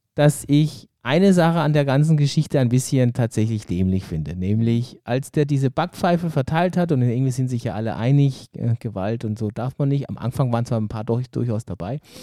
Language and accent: German; Germany; als Deutscher